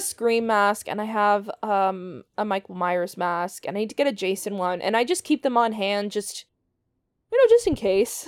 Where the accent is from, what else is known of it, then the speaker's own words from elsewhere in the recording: Canada; We're also Canadian